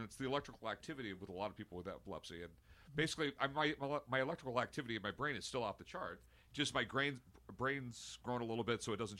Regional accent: Southern California, United States; 50 years old, I grew up in Southern California.

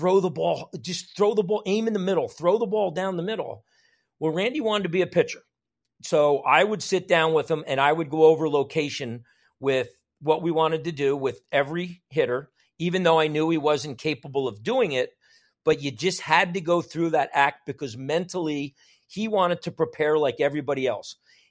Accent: New York, United States; also born or lived in New Jersey; growing up in New York, New Jersey, my dad, was a Marine in the Korean War

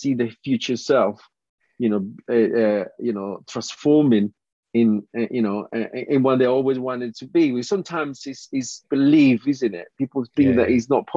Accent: Colombia; English is a second language; moved away as an adult; now in United Kingdom; I graduated from university back in Colombia.

